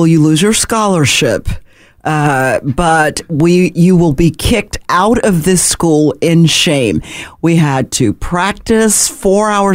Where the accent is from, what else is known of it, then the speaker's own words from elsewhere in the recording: Jackson, Mississippi, United States; moved away as an adult; also born or lived in Charlotte / Nashville / Connecticut; now in Memphis, United States; My hometown, Mississippi